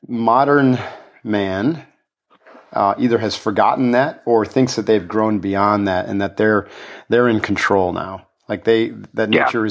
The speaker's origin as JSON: {"language": "English", "area": "Adirondack Mountains", "region": "New York", "country": "United States", "tie": "born or raised there", "said": "I grew up in the Adirondack Mountains"}